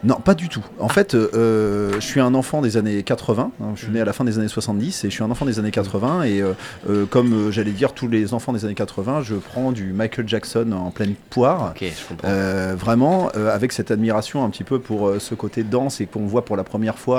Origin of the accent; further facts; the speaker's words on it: Les Ponts-de-Cé, Pays de la Loire, France; moi je suis angevin, je suis pont de CM même pour être exact